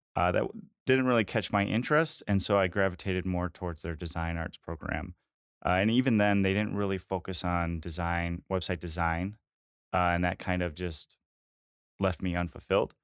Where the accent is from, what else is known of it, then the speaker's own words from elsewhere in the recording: Green Bay, Wisconsin, United States; I'm locally from the Green Bay area. I went to high school just outside of Green Bay